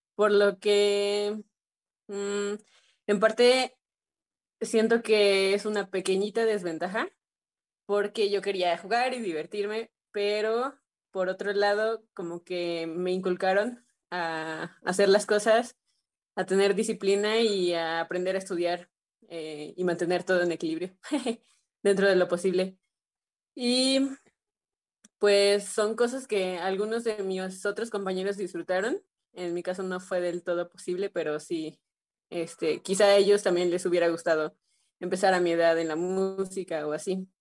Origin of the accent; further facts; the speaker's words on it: Xalapa, Veracruz, Mexico; mis papás decidieron ingresarme a una escuela de música, eh, el Centro de Iniciación Musical Infantil, que se encuentra en Jalapa